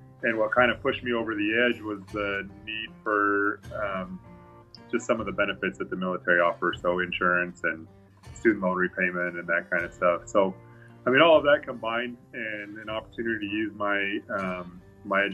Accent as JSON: {"language": "English", "town": "Aberdeen", "region": "Idaho", "country": "United States", "tie": "born or raised there", "also_born_or_lived": "Blackfoot, Idaho / Missouri", "moved": "yes", "said": "I was born in Blackfoot, but I grew up in Aberdeen, actually was on the other side of Snake River."}